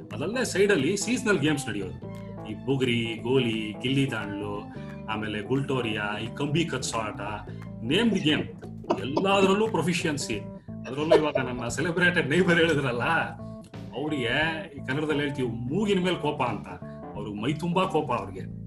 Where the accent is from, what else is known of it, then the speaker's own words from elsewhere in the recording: Bengaluru, Karnataka, India; ನಾವು ಯಡಿಯೂರಲ್ಲಿ ಇಪ್ಪತ್ನಾಲ್ಕ ರಸ್ತೆಯಲ್ಲಿ ಇದ್ದಾಗ